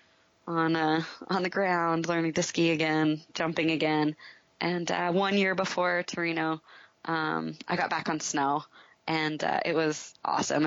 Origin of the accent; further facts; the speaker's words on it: Park City, Utah, United States; my hometown in Park City